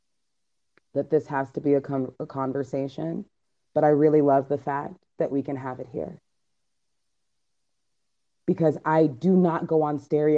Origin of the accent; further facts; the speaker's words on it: United States; I was born here, and I actually have never been to Jamaica. My mom is from Jamaica, my dad is from the Bahamas